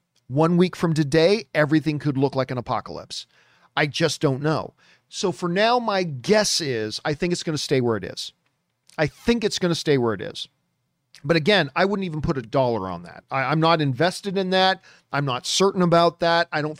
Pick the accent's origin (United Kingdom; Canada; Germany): Canada; it was my dream that I could go back to Canada and then work with Cineplex, because I grew up in Cineplex theaters.